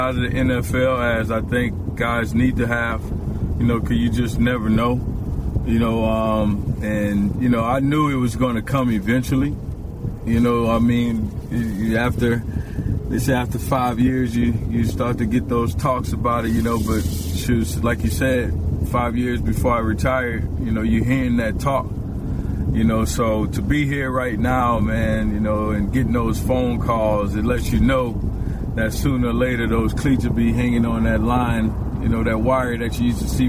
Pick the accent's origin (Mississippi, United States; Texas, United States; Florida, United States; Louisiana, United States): Louisiana, United States; New Orleans; I grew up in New Orleans